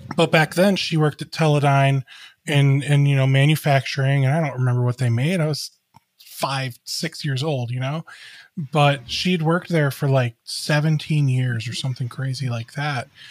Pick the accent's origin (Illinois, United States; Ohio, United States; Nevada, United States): Ohio, United States; Cleveland; I grew up in the Cleveland area.